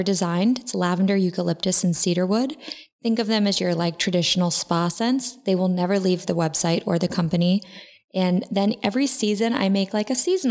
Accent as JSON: {"language": "English", "town": "Akron", "region": "Ohio", "country": "United States", "moved": "as an adult", "lives_now": "Los Angeles, United States", "said": "I'm actually from the Midwest. I'm originally from a town called Akron, Ohio, 330"}